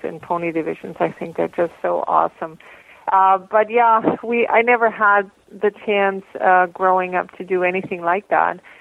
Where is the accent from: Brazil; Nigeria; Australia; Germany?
Germany; Bavaria; moved away as an adult; also born or lived in Columbus, Georgia, United States / Hamilton, Canada / Hagersville, Canada; now in Canada; my mother moved back to Germany when I was about three years old and then I grew up in Germany and different parts of Germany and in Bavaria and Unterfranken